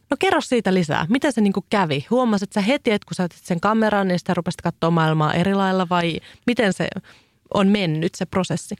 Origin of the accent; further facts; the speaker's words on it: Kouvola, Kymenlaakso, Finland; mä olin lapsena, ö, asuin Kouvolassa